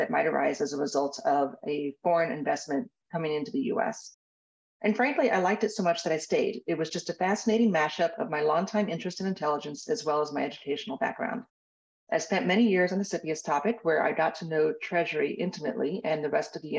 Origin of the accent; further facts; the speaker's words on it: Tampa, Florida, United States; I grew up in Tampa, quite literally minutes from McDill Air Force Base